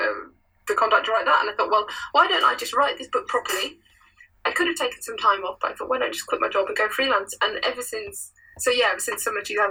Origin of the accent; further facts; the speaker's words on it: United Kingdom; as a British